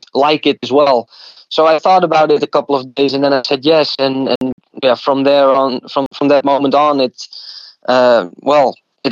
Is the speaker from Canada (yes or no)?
no; Leeuwarden, Friesland, Netherlands; moved away as an adult; also born or lived in United States; the club was Cambuur in my hometown in Leeuwarden